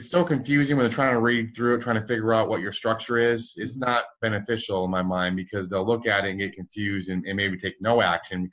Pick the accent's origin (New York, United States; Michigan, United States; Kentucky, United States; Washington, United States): Michigan, United States; So I grew up in Michigan, one of seven kiddos of identical twin brother